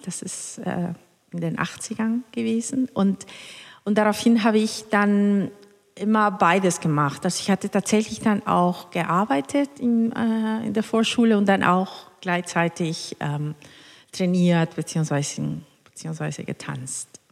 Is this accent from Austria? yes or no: no; Cuernavaca, Morelos, Mexico; born or raised there; German is a second language; moved away as an adult; also born or lived in Mexico City / Hannover; now in Hamburg, Germany